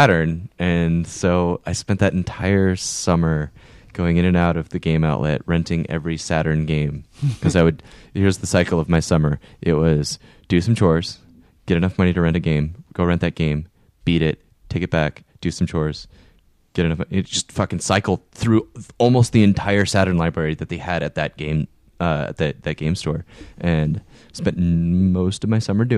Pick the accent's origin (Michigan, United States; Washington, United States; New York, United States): Washington, United States; Marysville; my hometown of Marysville, Washington